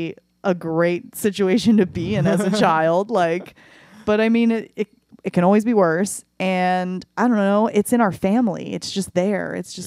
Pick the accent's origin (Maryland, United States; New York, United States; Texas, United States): Maryland, United States; Arbutus; I'm originally from Baltimore. I live in Baltimore County.